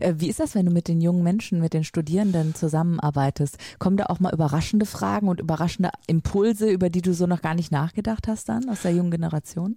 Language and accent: German; Lübeck, Schleswig-Holstein, Germany; bei uns in Lübeck